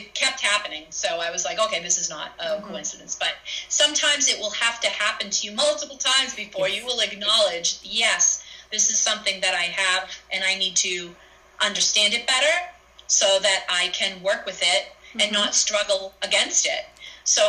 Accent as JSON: {"language": "English", "town": "Salem", "region": "Massachusetts", "country": "United States", "tie": "born or raised there", "said": "growing up in Salem"}